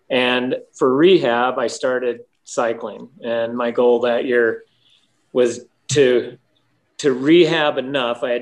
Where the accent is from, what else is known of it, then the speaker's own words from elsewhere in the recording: Bozeman, Montana, United States; I grew up in Bozeman, Montana, and there's not a lot of cycling up there.